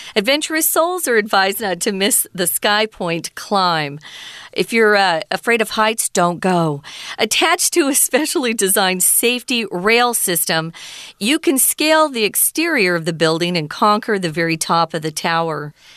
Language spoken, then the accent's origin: English; Arizona, United States; I grew up in Arizona